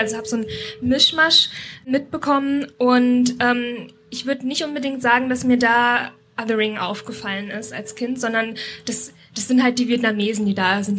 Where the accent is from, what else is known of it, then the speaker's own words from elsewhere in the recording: Thuringia, Germany; moved away as an adult; also born or lived in Berlin / United States; now in Leipzig, Germany; Ich bin in Thüringen geboren und aufgewachsen